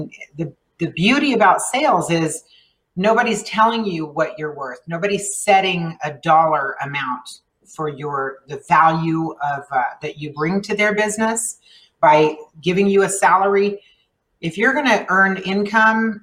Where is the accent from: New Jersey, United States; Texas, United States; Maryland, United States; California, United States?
Texas, United States; El Paso; first language Spanish; English is a second language; I grew up here. I was born and raised here.